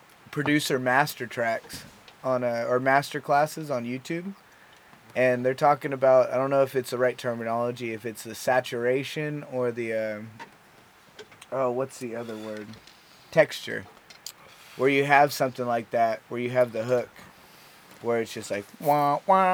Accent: Lincoln, Nebraska, United States; born or raised there

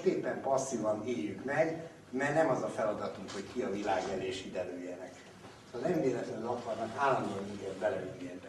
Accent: Hungary; magyarok vagyunk

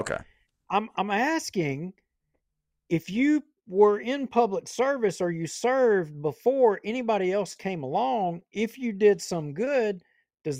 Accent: Bossier City, Louisiana, United States; I was born in Bossier Medical Center, right there off Shed Road and Airline. That's where I was born. I'm a Bossier guy.

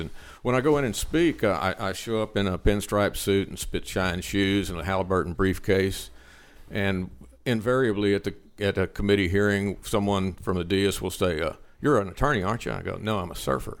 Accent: Liberty, Texas, United States; my hometown, Liberty

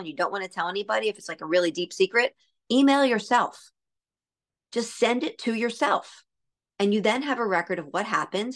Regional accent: Pennsylvania, United States; I was from Pennsylvania

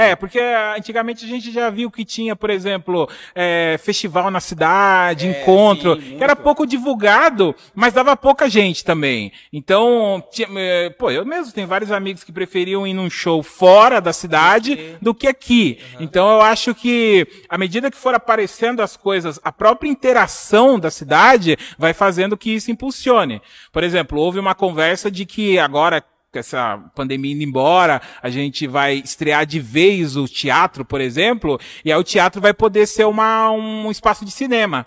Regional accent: Holambra, São Paulo, Brazil; eu cresci aqui em Olambra, né? Minha vida inteira foi aqui na cidade

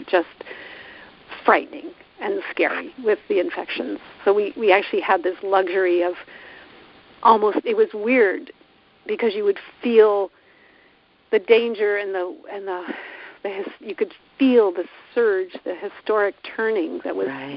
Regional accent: California, United States; my home state of California

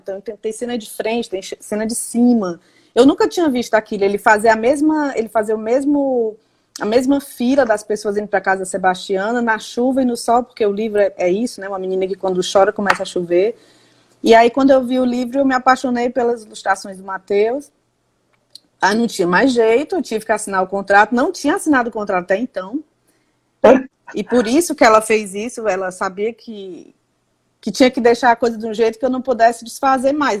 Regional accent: Fortaleza, Ceará, Brazil; Eu sou de Fortaleza, da capital, nunca morei no interior

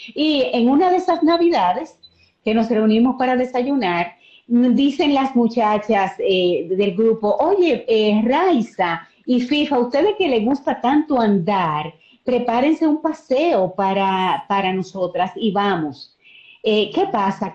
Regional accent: Azua, Dominican Republic; yo soy de Asua

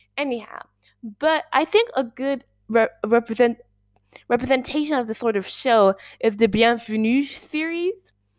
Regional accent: Switzerland; we're Swiss

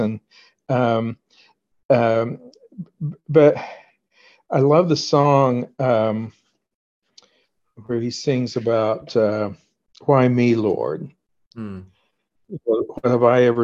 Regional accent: Oklahoma, United States; I grew up in Oklahoma, where I am now.

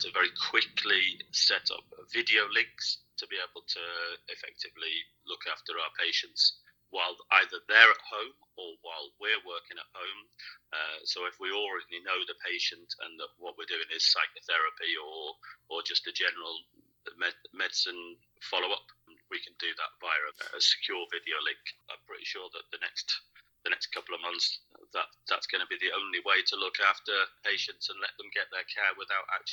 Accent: United Kingdom; now in Linköping, Sweden; I'm originally from Britain

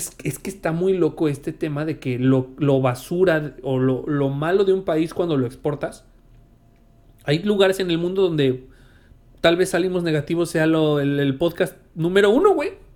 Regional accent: Mexico; uno como mexicano

